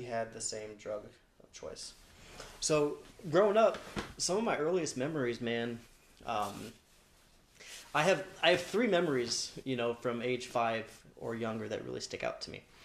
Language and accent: English; Long Beach, California, United States; I was born in Long Beach